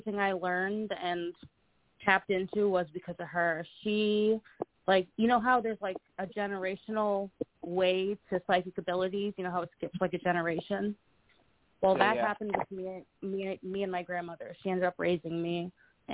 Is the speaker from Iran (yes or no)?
no; Canada; now in Buffalo, United States; I'm actually Canadian